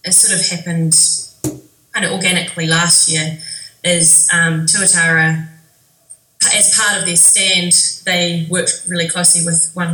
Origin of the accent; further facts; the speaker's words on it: Levin, Manawatū-Whanganui, New Zealand; now in Wellington, New Zealand; I grew up in Levin, which probably means nothing to all of your listeners, but it's sort of an hour and a half out of Wellington